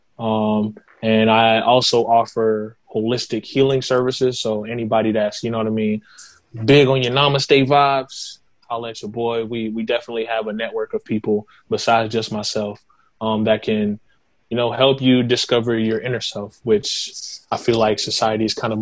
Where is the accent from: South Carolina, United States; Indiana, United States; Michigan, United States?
South Carolina, United States; Kingstree; also born or lived in Boston, Massachusetts / Florence, South Carolina; I moved to King Street when I was 4 years old, and I kind of just been in the area ever since